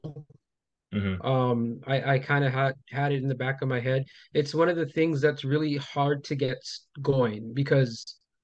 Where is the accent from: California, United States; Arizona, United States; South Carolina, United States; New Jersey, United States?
California, United States; Los Angeles; also born or lived in Montebello, California; I grew up in Highland Park